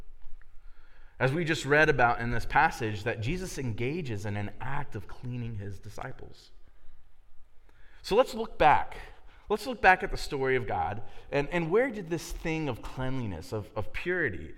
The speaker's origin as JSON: {"language": "English", "town": "Miamisburg", "region": "Ohio", "country": "United States", "tie": "born or raised there", "also_born_or_lived": "Dayton, Ohio", "said": "I grew up in Miamisburg"}